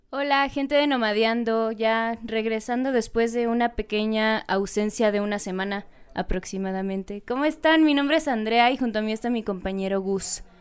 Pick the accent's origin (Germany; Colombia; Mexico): Mexico; Yucatán; now in Mexico City, Mexico; ya les dije que soy de Yucatán. Ahí el clima es tropical